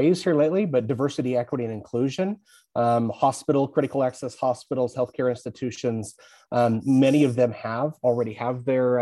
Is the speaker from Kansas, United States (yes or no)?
yes; Dodge City, Kansas, United States; I grew up in Dodge City, Kansas